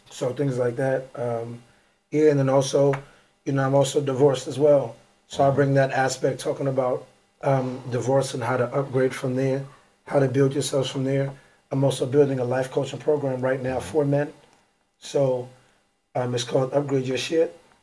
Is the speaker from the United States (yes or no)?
yes; New York, United States; I'm from New York